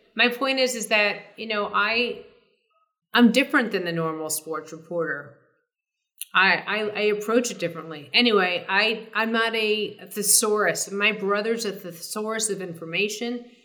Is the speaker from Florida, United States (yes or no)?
no; Boston, Massachusetts, United States; moved away as an adult; also born or lived in New York City; I grew up in Boston